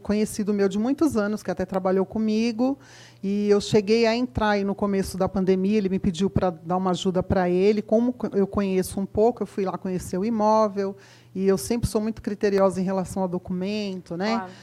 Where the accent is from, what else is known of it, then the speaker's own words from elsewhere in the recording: Osasco, São Paulo, Brazil; eu sou da região de Osasco